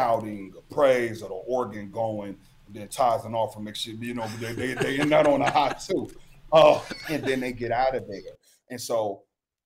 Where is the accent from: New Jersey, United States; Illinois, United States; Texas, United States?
Illinois, United States; Chicago; I'm from Chicago